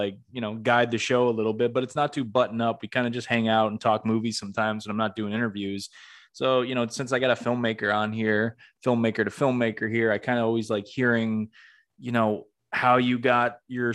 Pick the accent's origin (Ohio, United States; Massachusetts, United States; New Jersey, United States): Massachusetts, United States; Greenfield; I'm from the Northeast, in Greenfield, Massachusetts